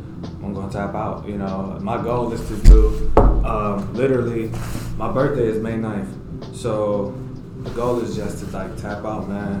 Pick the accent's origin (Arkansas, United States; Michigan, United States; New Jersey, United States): Michigan, United States; Detroit; I grew up in Detroit. So growing up like in the hood